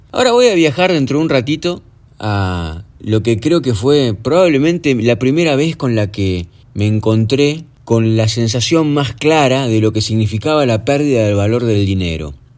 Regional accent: Argentina; en la época en la que nací, regía en la Argentina el peso moneda nacional

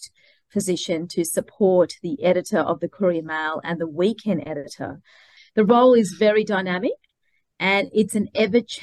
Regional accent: Melbourne, Victoria, Australia; moved away as an adult; now in Brisbane, Australia; I'm originally from Melbourne

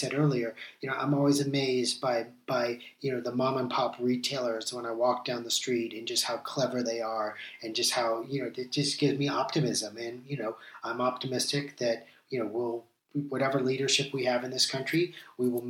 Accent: United States; as an American

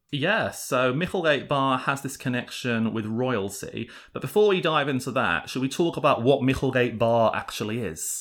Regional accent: England, United Kingdom

